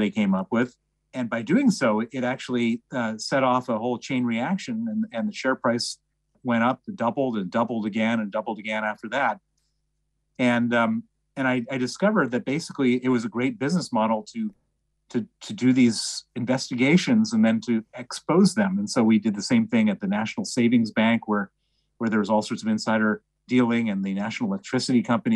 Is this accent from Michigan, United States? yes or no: no; Chicago, Illinois, United States; accent: American; also born or lived in Princeton, New Jersey; I'm American. You can tell from my accent. I was born in Princeton, New Jersey. Grew up in Chicago